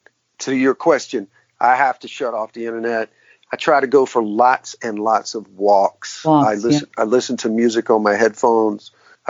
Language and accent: English; the South, United States; I grew up in classic rock. I'm from the South.